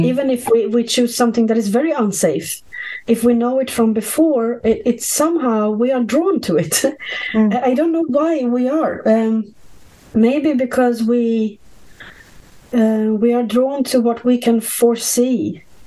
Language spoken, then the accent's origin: English; Sweden; I grew up in Sweden